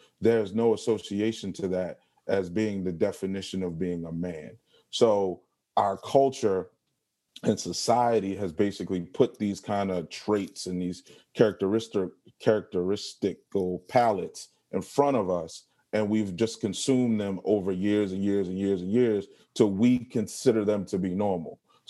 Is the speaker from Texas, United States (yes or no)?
no; Baltimore, Maryland, United States; Like, I'm from Baltimore, and, you know, if you're very familiar with Baltimore, the stuff like that, there's a lot of characteristics that people like to make fun of.